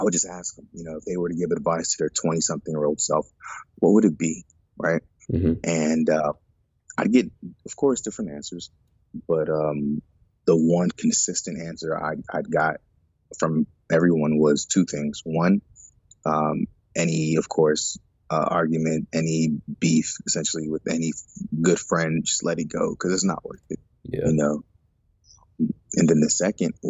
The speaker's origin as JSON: {"language": "English", "town": "Houston", "region": "Texas", "country": "United States", "tie": "born or raised there", "also_born_or_lived": "Baltimore, Maryland", "said": "I'm Nigerian American, born in Baltimore, and eventually we migrated to Houston, Texas"}